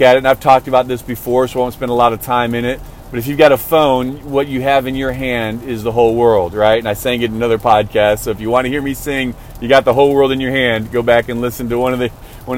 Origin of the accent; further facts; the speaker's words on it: outside of Chicago, Illinois, United States; now in Texas, United States; growing up outside of Chicago, I grew up in an area, in a neighborhood, just me and my mom and my gram.